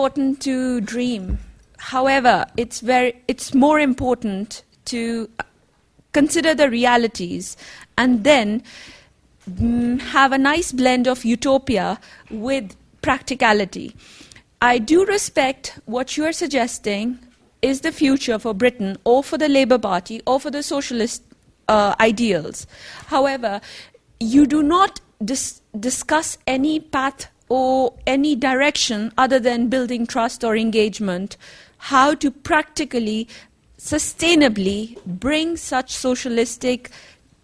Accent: Pakistan; moved away; I'm from Pakistan

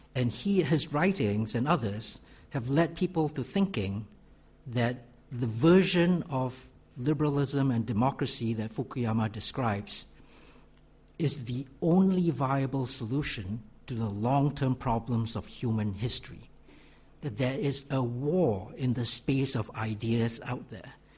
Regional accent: Malaysia; I'm from Malaysia.

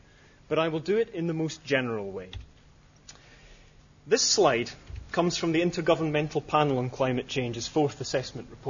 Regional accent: Scotland, United Kingdom; I'm Scottish

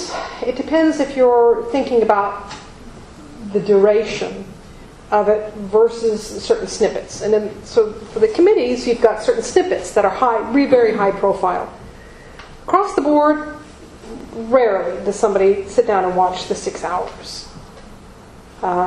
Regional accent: United States; As an American

